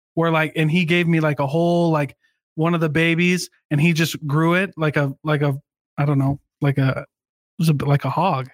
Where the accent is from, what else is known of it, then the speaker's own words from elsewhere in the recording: Iowa, United States; moved away; I grew up in Iowa, hunting's really big in Iowa